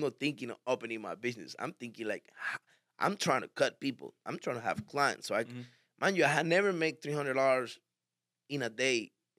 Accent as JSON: {"language": "English", "town": "Miami", "region": "Florida", "country": "United States", "said": "And I liked it in a way because I come from Miami, man. You know, I'm used to all this."}